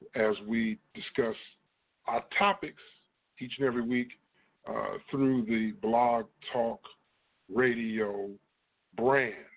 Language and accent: English; East Moline, Illinois, United States; I'm originally from a town called East Moline, Illinois